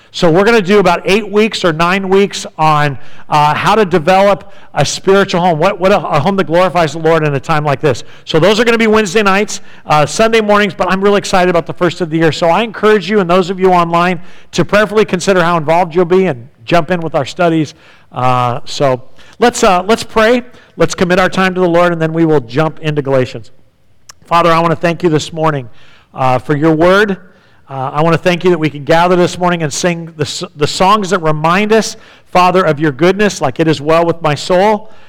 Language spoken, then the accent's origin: English; San Diego, California, United States; When I was growing up in San Diego